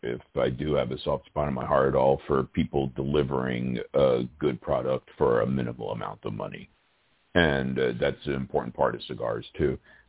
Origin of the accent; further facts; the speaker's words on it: New York City, New York, United States; moved away; I was born and raised in Brooklyn, New York.